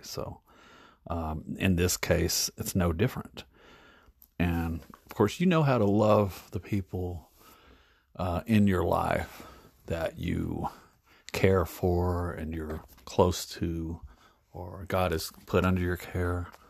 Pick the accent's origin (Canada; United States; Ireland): United States; as an American in the United States